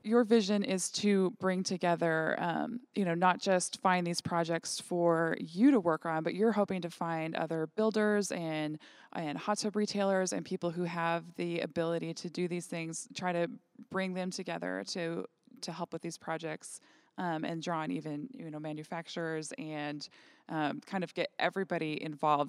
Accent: Williston, North Dakota, United States; In my little town of thirteen thousand people growing up in Williston, North Dakota

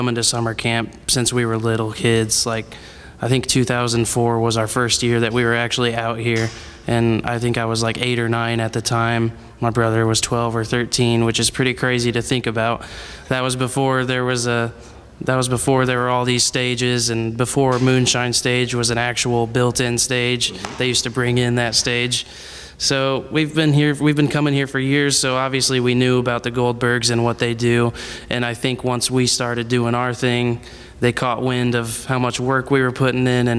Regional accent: Morton, Illinois, United States; grew up in Morton, Illinois, went to Morton High School

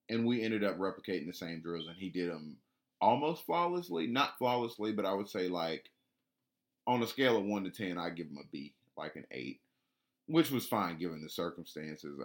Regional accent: Atlanta, Georgia, United States; I'm from Atlanta

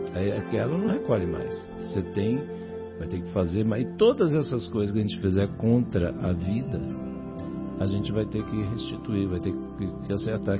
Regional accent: interior of Rio de Janeiro state, Brazil; moved away; lá no interior do estado do Rio, na minha terra lá

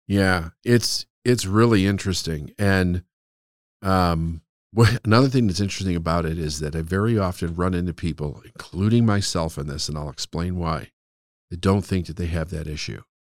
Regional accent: Chicago, Illinois, United States; also born or lived in Phoenix, Arizona; I was born and raised in Chicago, but for three years, in a very important three, three-year period of time, we moved to Phoenix

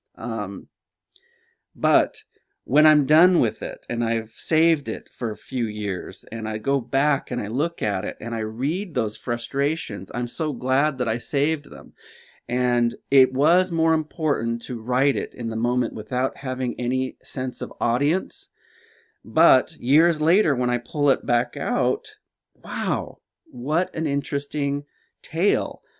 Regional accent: Simi Valley, California, United States; I grew up in Simi Valley

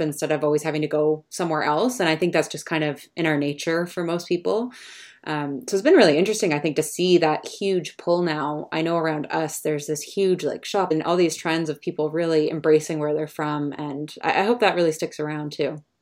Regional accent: Canada; also born or lived in London; As a Canadian

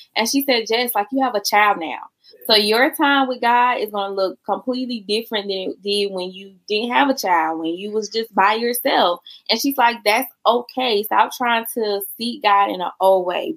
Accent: South Carolina, United States; I'm from South Carolina, child. So how I say mother it's gonna sound real different than how you say

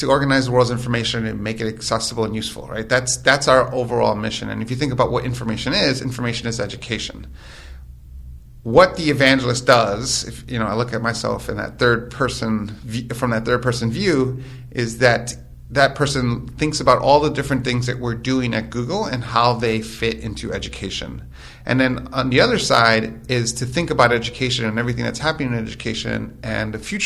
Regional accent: New York City, New York, United States; moved away; I'm originally from New York, born mm-hmm. and raised in New York.

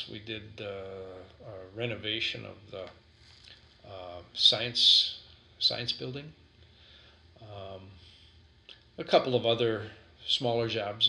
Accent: Sheboygan, Wisconsin, United States; I was born and raised in Sheboygan.

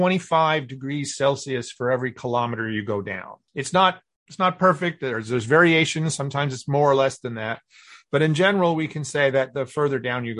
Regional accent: Kansas, United States; moved away as an adult; also born or lived in New Mexico / New York; now in Houston, United States; I grew up in Kansas

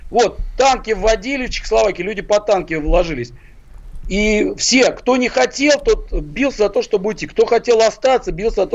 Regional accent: Uzbekistan; А у нас была другая. Я вообще из Узбекистана.

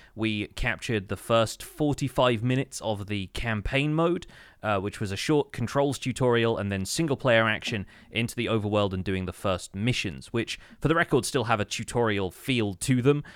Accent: United Kingdom; as a British person

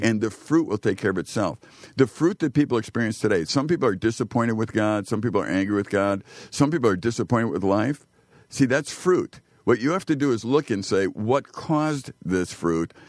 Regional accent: Chicago, Illinois, United States; I grew up poor in Chicago

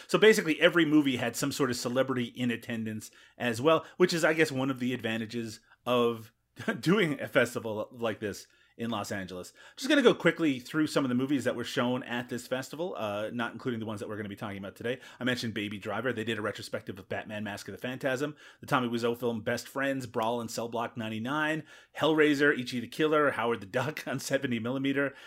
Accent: Newfoundland and Labrador, Canada; growing up in Newfoundland

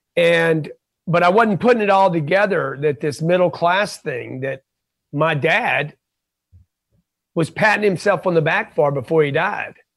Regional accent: Lake Charles, Louisiana, United States; I grew up in Lake Charles, Louisiana

